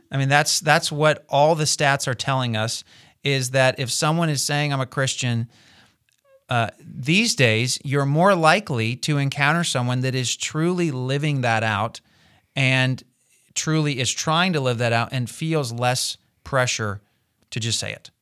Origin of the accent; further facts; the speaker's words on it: United States; as an American